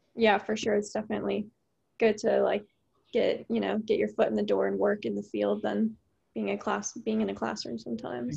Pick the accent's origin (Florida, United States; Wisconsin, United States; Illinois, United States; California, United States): Florida, United States; Brevard County; I'm from Brevard too